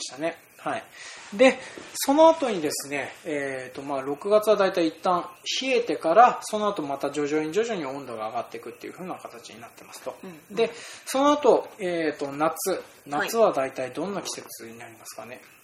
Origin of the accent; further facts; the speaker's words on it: Hokkaido, Japan; 僕ら北海道民